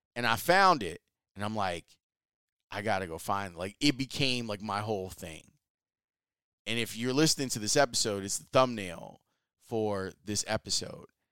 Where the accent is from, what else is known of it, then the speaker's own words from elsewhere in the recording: Chicago, Illinois, United States; I'm from Chicago